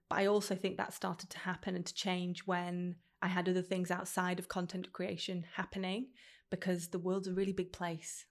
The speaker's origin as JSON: {"language": "English", "town": "Stockport", "region": "North West England", "country": "United Kingdom", "tie": "born or raised there", "said": "I grew up in Stockport, which is very landlocked"}